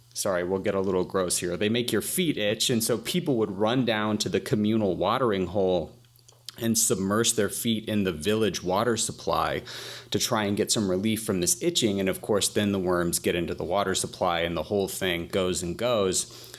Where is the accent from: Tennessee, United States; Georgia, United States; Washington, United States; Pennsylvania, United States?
Georgia, United States; Atlanta; So I'm from Atlanta, Georgia, and Atlanta is, you know, of course, home to Coca-Cola and UPS and a couple of other big businesses